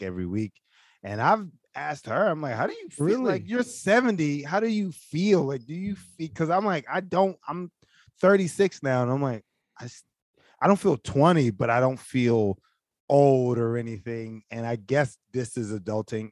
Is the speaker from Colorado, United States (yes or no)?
no; Philadelphia, Pennsylvania, United States; Growing up in Philly